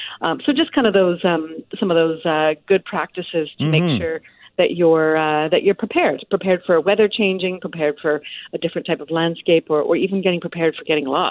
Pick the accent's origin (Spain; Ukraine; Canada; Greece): Canada; also born or lived in British Columbia; as a Canadian